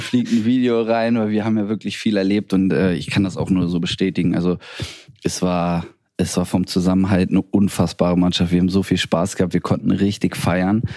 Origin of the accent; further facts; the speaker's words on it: Hanover, Lower Saxony, Germany; now in Bremen, Germany; aus Hannover, ist meine Heimat, meine Heimatstadt